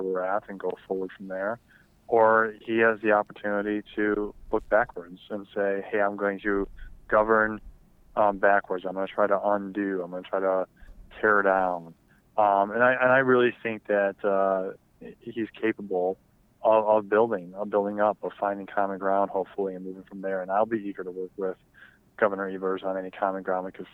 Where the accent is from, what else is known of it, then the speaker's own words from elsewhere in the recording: United States; we as American soldiers